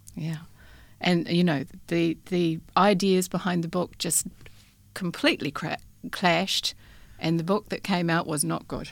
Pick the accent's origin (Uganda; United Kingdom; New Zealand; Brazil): New Zealand; moved away as an adult; also born or lived in Christchurch, New Zealand; now in Western Australia, Australia; my childhood in New Zealand